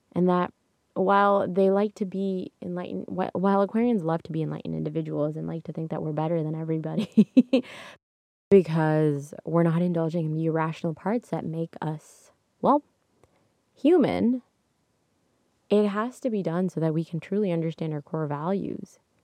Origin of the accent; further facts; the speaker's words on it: Canada; I'm Canadian